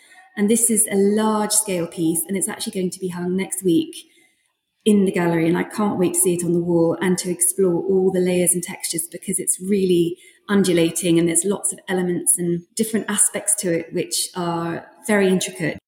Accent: London, United Kingdom; moved away as an adult; also born or lived in Sweden; growing up in London and then spending most of my adult life in Sweden

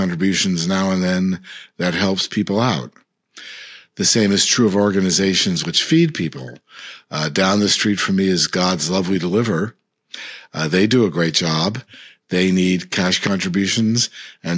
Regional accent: United States; I, as an American

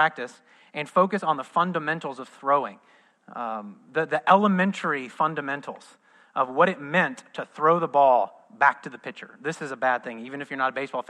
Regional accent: Midwest, United States; moved away as an adult; also born or lived in Southern California; now in Orlando, United States; I was raised in the Midwest.

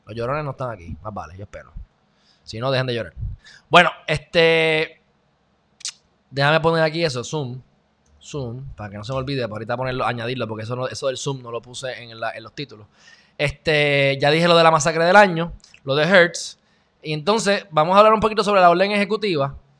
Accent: Puerto Rico; soy puertorriqueño

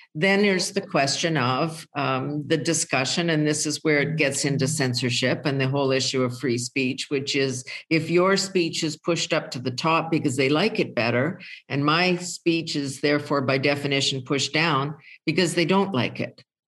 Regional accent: Canada; I'm a Canadian.

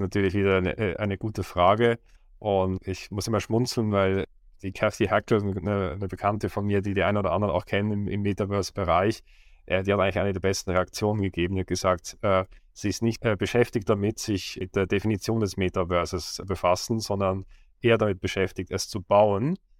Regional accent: Switzerland; Ich war in der Schweiz, wo ich aufgewachsen bin, in einem kleinen Dorf mit mehr Kühen

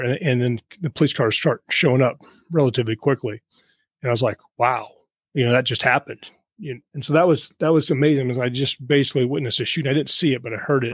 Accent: Kansas, United States; moved away as an adult; also born or lived in Los Angeles; I was from Kansas

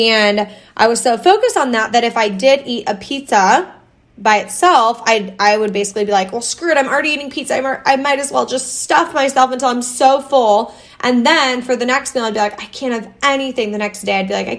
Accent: Iowa, United States; I grew up in Iowa.

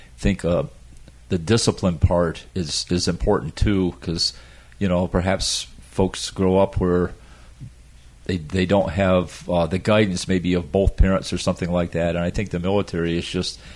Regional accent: Adirondacks, upstate New York, United States; now in Florida, United States; I came from the Adirondacks of upstate New York

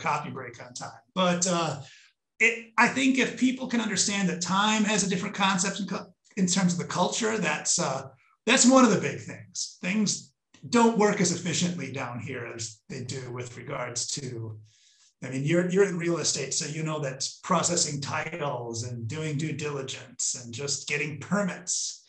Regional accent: Minnesota, United States; moved away as an adult; now in Costa Rica; I'm originally from Minnesota

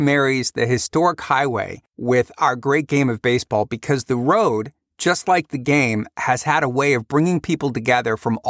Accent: Cleveland, Ohio, United States; growing up in Cleveland

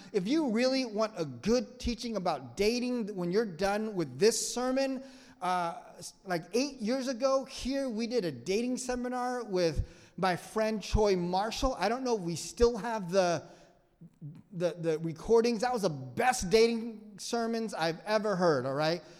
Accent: Vietnam; English is a second language; moved away; I'm from a third world country. I'm from Vietnam. I don't know your language.

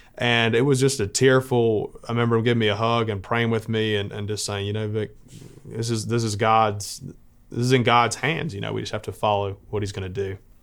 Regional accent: Montgomery, Alabama, United States; I am from Montgomery, Alabama

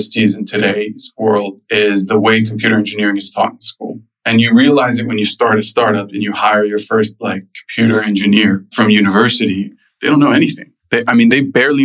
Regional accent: United States; also born or lived in Lebanon; I grew up in the U.S., but I went to a French school

